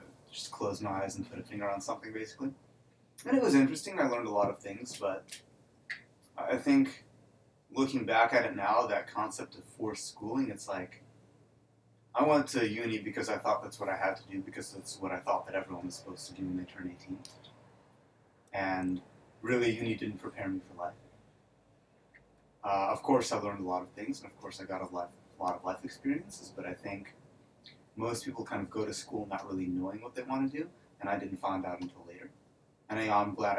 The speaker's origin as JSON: {"language": "English", "town": "Cleveland", "region": "Ohio", "country": "United States", "tie": "born or raised there", "also_born_or_lived": "Odessa, Ukraine", "moved": "as an adult", "lives_now": "Las Vegas, United States", "said": "moved to the U.S. when I was 5 with the majority of my family. Grew up in the U.S. in Cleveland"}